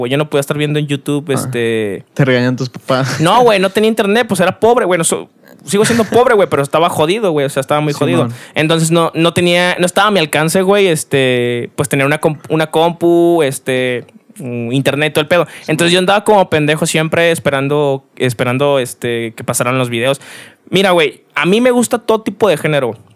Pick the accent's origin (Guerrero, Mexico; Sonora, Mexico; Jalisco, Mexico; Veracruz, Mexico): Jalisco, Mexico; Ocotlán; born there; Yo, yo soy nacido en Ocotlán, güey.